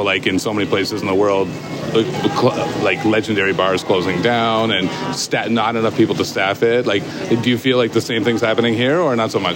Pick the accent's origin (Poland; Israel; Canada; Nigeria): Canada; Kitchener, Ontario; I'm from Kitchener, just outside Toronto.